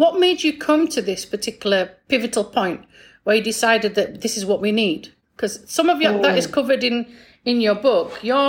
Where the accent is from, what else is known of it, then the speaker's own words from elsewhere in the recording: England, United Kingdom; I'm English background, special needs background. I was also senior leadership back in the UK.